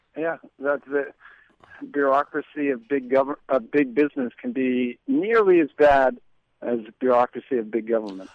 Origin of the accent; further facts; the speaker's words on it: New York, United States; moved away; I'm obviously originally from New York